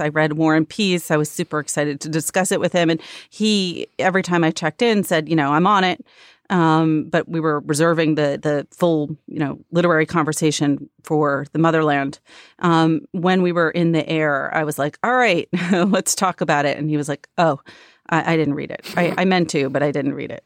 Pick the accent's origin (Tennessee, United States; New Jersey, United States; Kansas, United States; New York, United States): New York, United States; Long Island; I grew up on Long Island outside the city